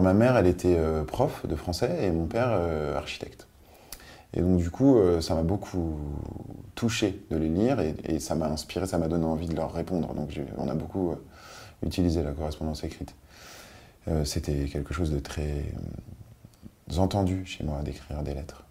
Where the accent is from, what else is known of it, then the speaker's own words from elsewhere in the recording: Paris, Île-de-France, France; also born or lived in Nice / Biot; j'ai grandi euh, à Bastille, dans, un, quartier super agréable